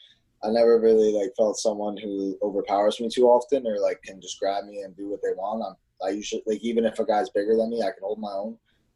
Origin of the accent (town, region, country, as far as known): New Jersey, United States